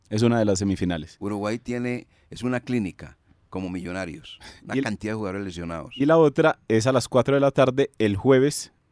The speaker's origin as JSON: {"language": "Spanish", "country": "Colombia", "said": "uno tenía la esperanza como colombiano, obviamente"}